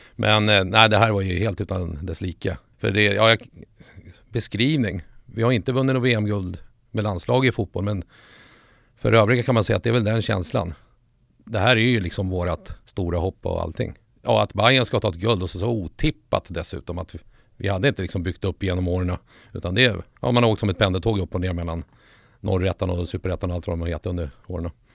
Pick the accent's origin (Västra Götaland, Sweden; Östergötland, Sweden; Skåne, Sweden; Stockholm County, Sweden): Stockholm County, Sweden; Solna; also born or lived in Sundsvall; Jag föddes i Sundsvall men morsan och den sidan av släkten var ju från Solberga. Där fanns det lite Bajen redan. Sen när vi flyttade till Stockholm, typ i lågstadiet. Ja, vi flyttade till Solna, Huvudsta närmare bestämt